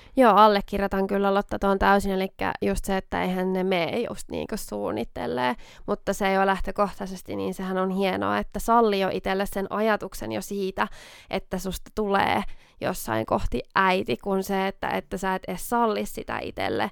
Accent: Oulu, North Ostrobothnia, Finland; accent: Oulu dialect; me tunnetaan Lotan kanssa tuolta ihan lapsuudesta asti, eli ollaan siis Oulusta molemmat kotoisin

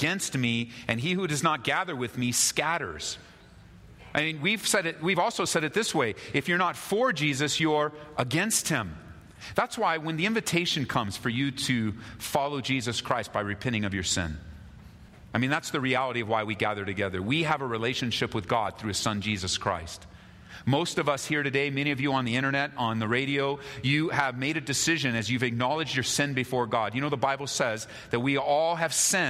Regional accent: United States; I was born in America

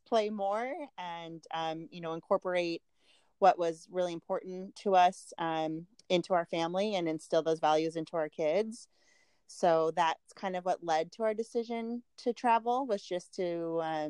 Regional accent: Park City, Utah, United States; moved away; Park City, Utah, where I am from

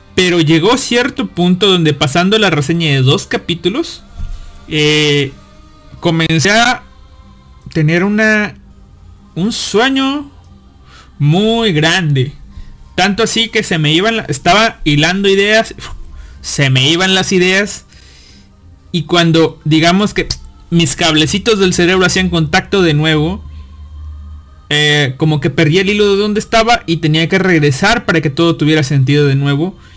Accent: northern Veracruz, Mexico; moved away; yo soy norte de Veracruz

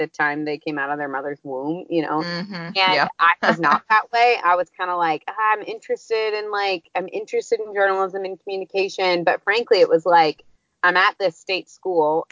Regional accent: just outside of St. Louis, Missouri, United States; moved away as an adult; also born or lived in Uganda; I grew up just outside of St. Louis

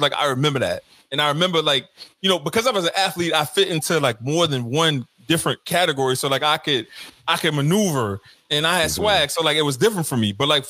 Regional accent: St. Tammany Parish, Louisiana, United States; I grew up in St. Tammany Parish, St. Tammany Parish School District

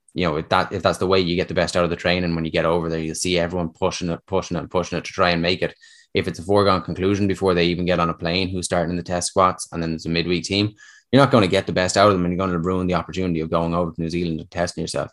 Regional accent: Dublin, Leinster, Ireland; moved away as an adult; now in Connacht, Ireland; I was born and raised in South Dublin

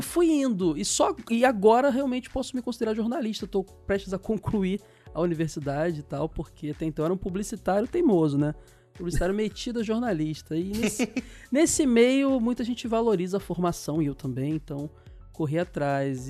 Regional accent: Brazil

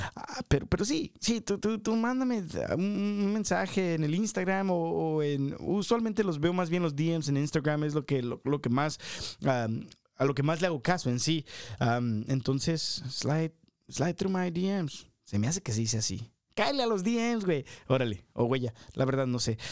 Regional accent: Manuel López Cotilla, Jalisco, Mexico; moved away; en mi pueblo allá, Manuel López Cotilla

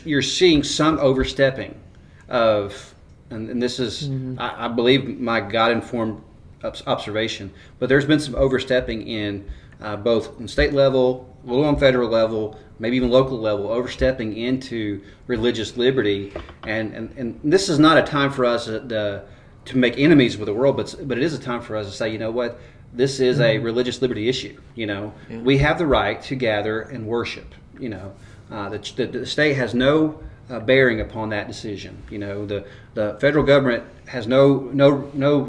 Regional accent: United States; I'm an American. I am a patriotic American.

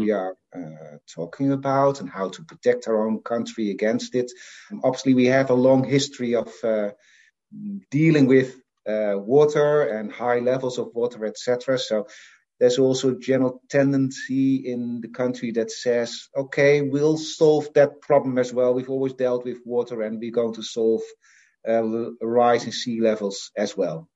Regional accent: Assen, Drenthe, Netherlands; also born or lived in Friesland; I was born in the Netherlands. Yeah, I was born in uh, in a town called Assen, which is the capital of a province called Drenthe.

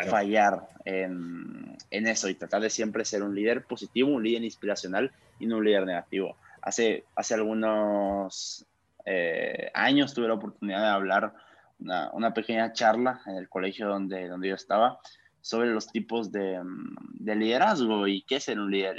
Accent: Guatemala; soy un joven guatemalteco

